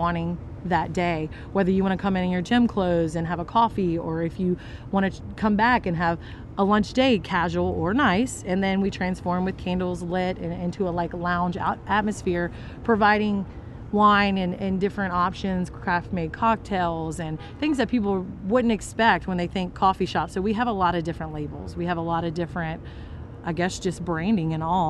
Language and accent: English; Baton Rouge, Louisiana, United States; now in Covington, United States; we are from the Baton Rouge area.